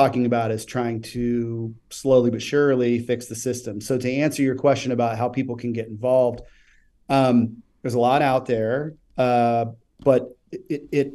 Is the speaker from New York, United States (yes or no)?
no; Kansas City, Missouri, United States; also born or lived in Tennessee; Growing up in Kansas City, and living in Tennessee for a period of time